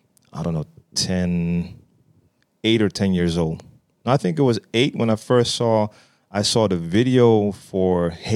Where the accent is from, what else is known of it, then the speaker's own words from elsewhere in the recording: Amsterdam, North Holland, Netherlands; Born and raised in Amsterdam, and actually raised not that far from where we're sitting right now. It's probably like a 15-minute walk from my entire youth.